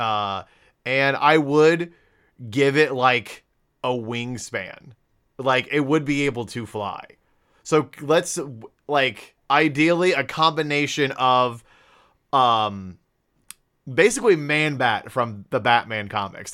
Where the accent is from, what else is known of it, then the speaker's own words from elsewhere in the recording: Ohio, United States; we are from Ohio